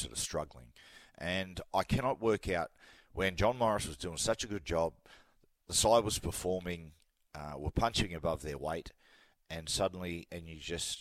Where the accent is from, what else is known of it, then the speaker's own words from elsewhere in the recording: Newcastle, New South Wales, Australia; I had, 10 years at Newcastle Knights. I was playing for my hometown